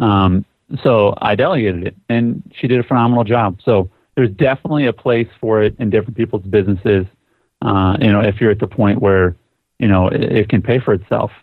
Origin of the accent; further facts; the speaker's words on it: Sioux Falls, South Dakota, United States; my hometown in Sioux Falls, South Dakota.